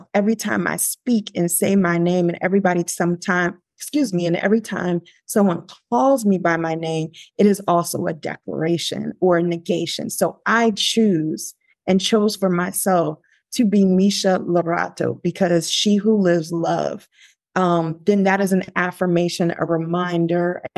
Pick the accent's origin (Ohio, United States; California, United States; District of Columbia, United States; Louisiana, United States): District of Columbia, United States; Washington; I was raised in Washington, D.C.